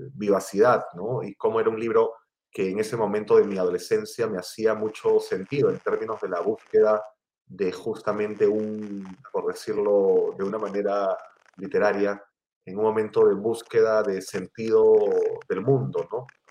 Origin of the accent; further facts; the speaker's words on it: Lima, Peru; yo eh, soy limeño, nací en, Lima, en Perú